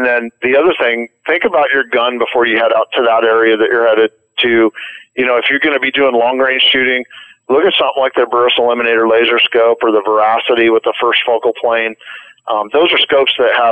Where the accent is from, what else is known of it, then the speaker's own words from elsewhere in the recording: Oregon, United States; Oregon, my home state